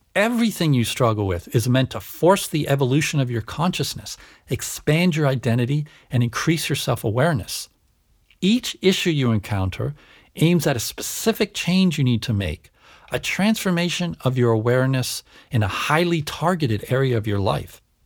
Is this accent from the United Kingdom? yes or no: no; Canada; moved away; also born or lived in United States / Switzerland; I was born and raised in Canada and schooled in the US